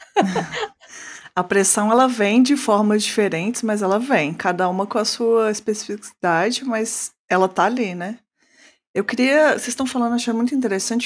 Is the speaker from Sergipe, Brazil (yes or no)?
no; Minas Gerais, Brazil; eu sou do Sudeste, mas eu sou do melhor do Sudeste, que é Minas